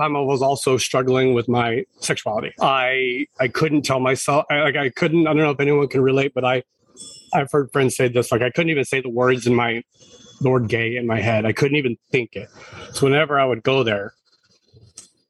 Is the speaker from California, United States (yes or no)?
yes; Marysville, California, United States; now in San Diego, United States; I grew up in Northern California, just north of Sacramento, about maybe 35 minutes north in a small rural town called Marysville